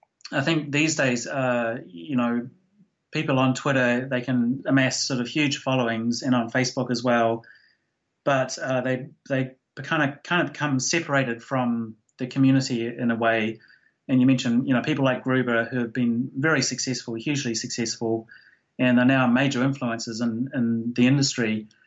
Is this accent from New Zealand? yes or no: yes; New Zealand; And the fact that I was from New Zealand, there was this nobody from New Zealand writing stuff about technology